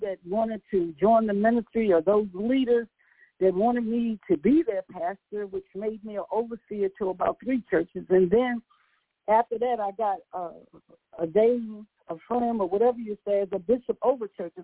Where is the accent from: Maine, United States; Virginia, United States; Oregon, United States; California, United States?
Virginia, United States; accent: country; moved away; also born or lived in Baltimore; I'm from Virginia